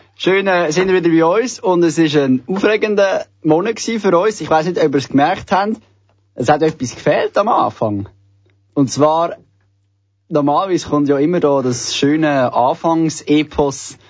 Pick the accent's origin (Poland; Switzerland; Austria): Switzerland; bei uns in der Schweiz